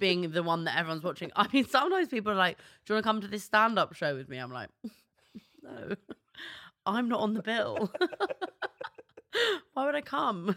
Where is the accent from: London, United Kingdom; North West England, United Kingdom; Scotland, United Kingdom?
London, United Kingdom; I'm from North London